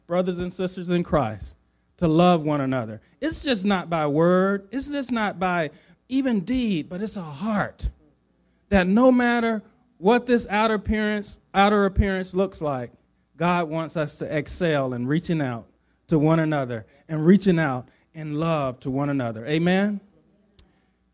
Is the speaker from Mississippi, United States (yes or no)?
yes; Jackson, Mississippi, United States; I was born in Jackson, Mississippi